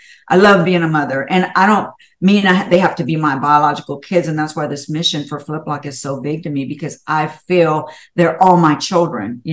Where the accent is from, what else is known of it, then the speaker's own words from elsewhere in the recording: Houston, Texas, United States; I was born in Houston. I was born and raised. I love Houston.